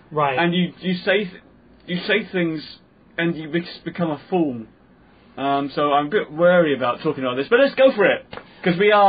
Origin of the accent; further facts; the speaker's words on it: London, United Kingdom; I grew up in London, massive Pakistani, Indian, um, black kids of all race and colour, Chinese in my class, in my school